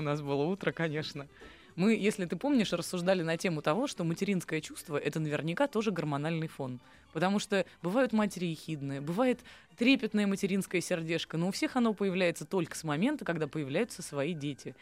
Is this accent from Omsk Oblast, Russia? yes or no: no; Saint Petersburg, Russia; Я вот выросла в Петербурге